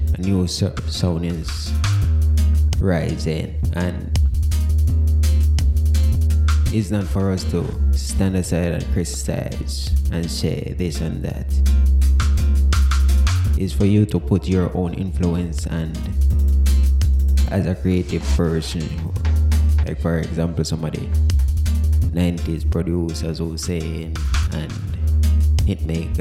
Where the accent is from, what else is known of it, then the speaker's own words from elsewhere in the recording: Jamaica; as Jamaican